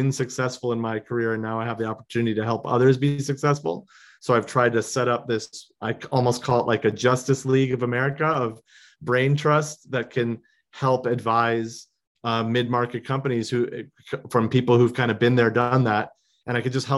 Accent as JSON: {"language": "English", "town": "Chicago", "region": "Illinois", "country": "United States", "tie": "born or raised there", "moved": "yes", "lives_now": "Los Angeles, United States", "said": "I grew up in Chicago"}